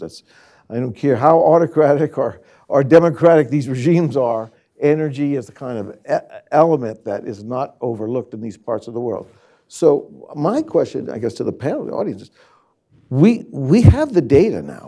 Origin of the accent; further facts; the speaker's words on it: California, United States; moved away; I'm born and raised in California